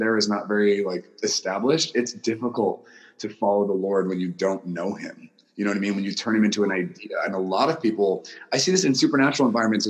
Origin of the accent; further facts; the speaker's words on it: Guam; I was born in Guam. My mom is American. My dad is Japanese. So I was raised by two different cultures in a culture that was neither of theirs